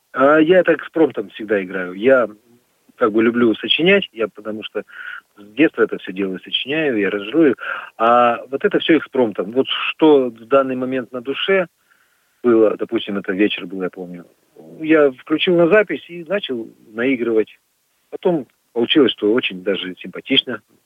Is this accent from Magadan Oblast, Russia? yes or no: yes; Magadan Oblast, Russia; now in Perm, Russia; я родился в Магаданской области, на Колыме. Я там родился и вырос.